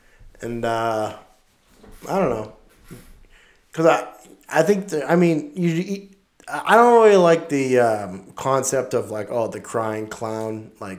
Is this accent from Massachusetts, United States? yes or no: yes; Massachusetts, United States; we're from Massachusetts.